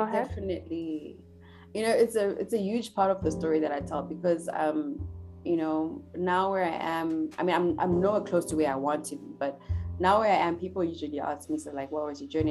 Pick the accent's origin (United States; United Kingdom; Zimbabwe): Zimbabwe; Harare; now in Johannesburg, South Africa; I grew up in Zimbabwe in Harare